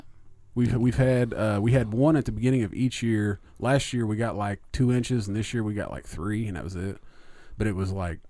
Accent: Indiana, United States; like I'm from Southern Indiana, and I've got rid of most of mine, but I can still hear it a little.

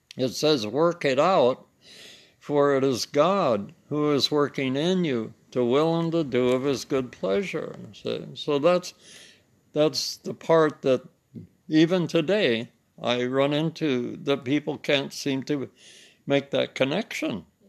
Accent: United States; I'm German French, but I'm really American. I'm not really German French

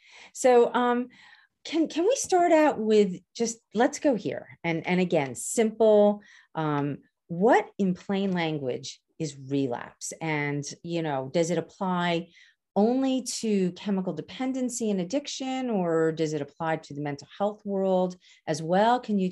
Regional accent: Canarsie, New York, United States; from Canarsie and I talk fast

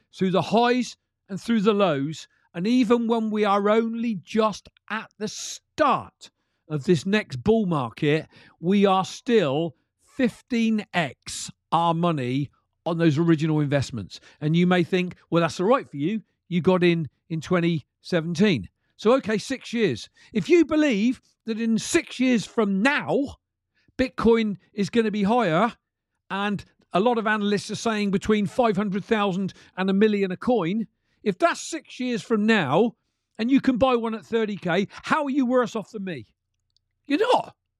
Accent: United Kingdom; I'm from the U K

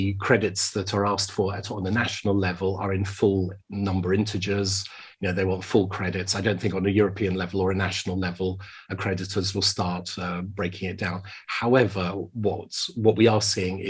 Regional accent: United Kingdom; as I speak as a Brit here now

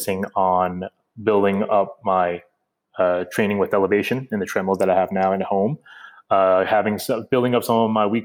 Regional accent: United States; moved away; me being an American

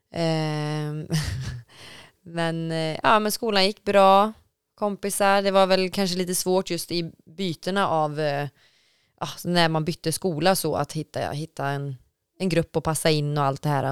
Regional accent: Falköping, Västra Götaland, Sweden; jag är uppvuxen i Falköping

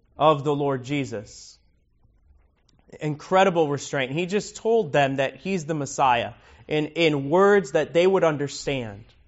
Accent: Miami, Florida, United States; now in Lake County, United States; I grew up in Miami

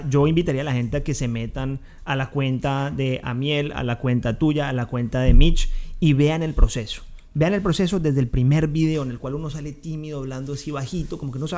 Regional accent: Valle del Cauca, Colombia; accent: caleño; Pero yo hablo caleño, ¿eh?

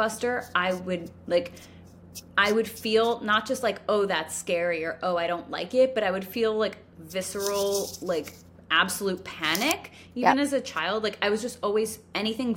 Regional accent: Connecticut, United States; moved away; also born or lived in New York; we're from Connecticut

